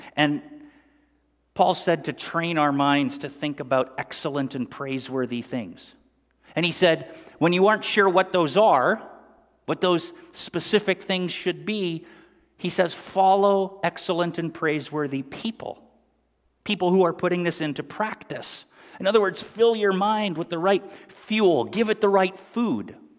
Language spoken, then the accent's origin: English; Sundridge, Ontario, Canada; we grew up in Sundridge, Ontario, Canada